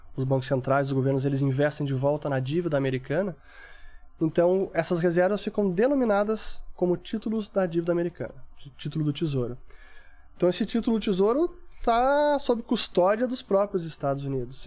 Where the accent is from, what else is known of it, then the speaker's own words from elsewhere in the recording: Porto Alegre, Rio Grande do Sul, Brazil; lá no sul, sou de Porto Alegre